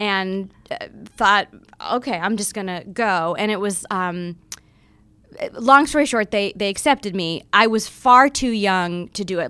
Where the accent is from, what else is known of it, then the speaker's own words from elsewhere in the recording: Florida, United States; growing up in Florida